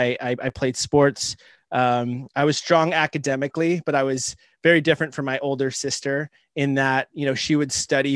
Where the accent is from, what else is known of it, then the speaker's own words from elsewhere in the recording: Southern California, United States; also born or lived in Boston; now in Albany, California, United States; I grew up in Southern California